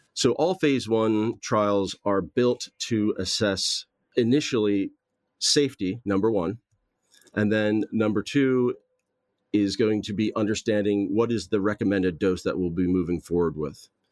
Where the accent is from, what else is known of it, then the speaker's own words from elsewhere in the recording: Southern New Jersey, United States; moved away as an adult; also born or lived in Philadelphia / Los Angeles, California; now in Belfast, United Kingdom; I grew up in Southern New Jersey